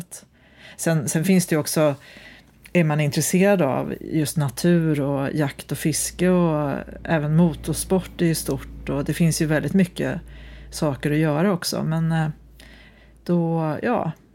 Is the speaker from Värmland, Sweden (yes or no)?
yes; Osebol, Värmland, Sweden; now in Gothenburg, Sweden; min hembygd på, på landsbygden